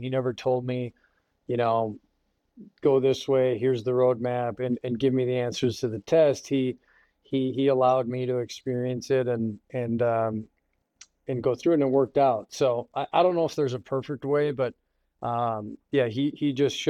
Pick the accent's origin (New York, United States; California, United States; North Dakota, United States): North Dakota, United States; Grand Forks; I grew up in Grand Forks, North Dakota